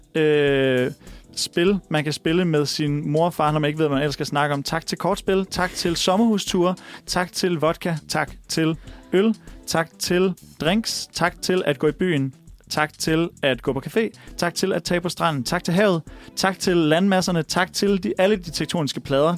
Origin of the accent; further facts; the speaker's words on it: Viborg, Central Denmark Region, Denmark; min hjemby Viborg